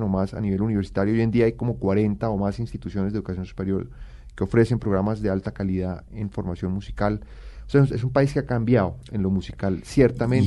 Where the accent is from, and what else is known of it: Colombia